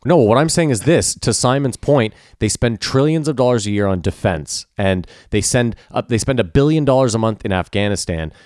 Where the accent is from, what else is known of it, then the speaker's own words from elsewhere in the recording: Canada; I'm Canadian